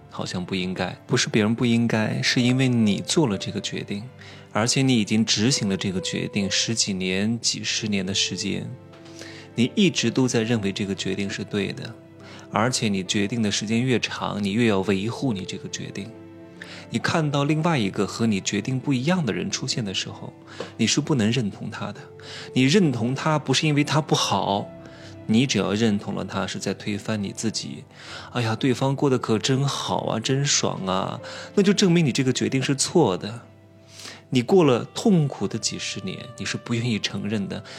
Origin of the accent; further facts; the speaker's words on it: China; 我们中国人